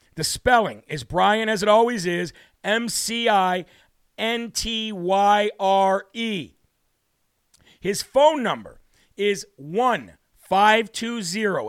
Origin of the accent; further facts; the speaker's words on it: Midwest, United States; moved away; where I was born in the Midwest, except just a little north